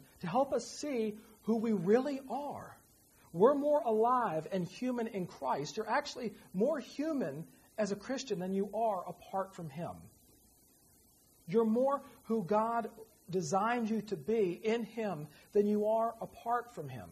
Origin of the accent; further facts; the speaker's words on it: Virginia, United States; moved away; my hometown because she thought it was cute. And it is. Rolling hill, horse country right at the foot of the Blue Ridge